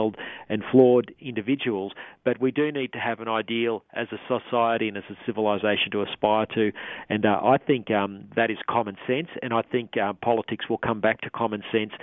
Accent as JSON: {"language": "English", "country": "Australia", "said": "our fellow Australians"}